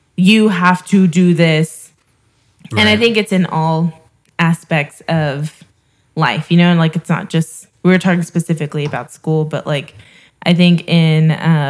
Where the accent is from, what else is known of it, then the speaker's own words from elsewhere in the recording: Houston, Texas, United States; I grew up here in Houston